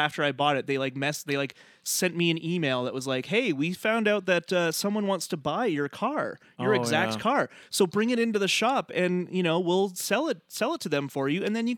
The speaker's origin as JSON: {"language": "English", "region": "New York", "country": "United States", "said": "Well, and as a New Yorker, I feel like, because I visited there a couple times"}